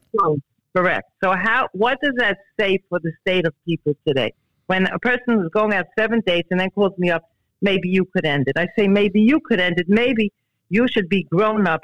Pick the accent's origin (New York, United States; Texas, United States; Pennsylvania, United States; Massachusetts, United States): New York, United States; New York City; I grew up in Borough Park